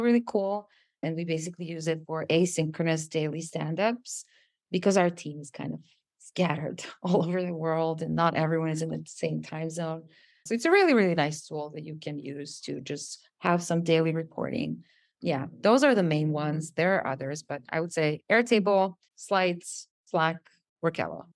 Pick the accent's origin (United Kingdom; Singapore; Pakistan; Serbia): Serbia; English is a second language